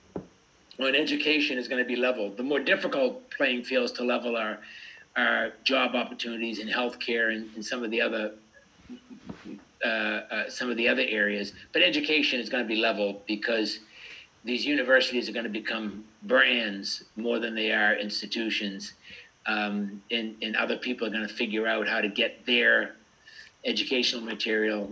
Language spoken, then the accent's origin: English; United States; I grew up in America